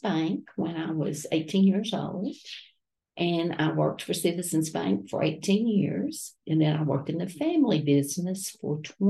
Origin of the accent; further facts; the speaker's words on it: Grainger County, Shiloh community near Cherokee Dam, Tennessee, United States; My parents moved to Grainger County when I was 6 weeks old.